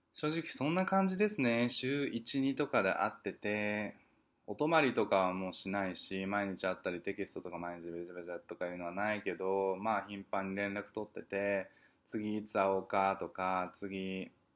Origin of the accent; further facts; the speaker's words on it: Tokyo, Japan; moved away as an adult; now in New York, United States; 生まれてから二十、二十三年しか東京にいなかったのにさ